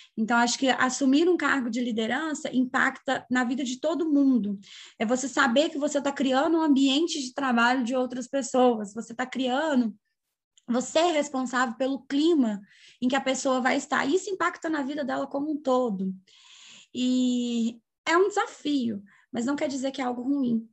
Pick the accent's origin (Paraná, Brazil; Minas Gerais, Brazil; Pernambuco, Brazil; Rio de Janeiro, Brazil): Minas Gerais, Brazil; São João del-Rei; sou natural de São João Del Rei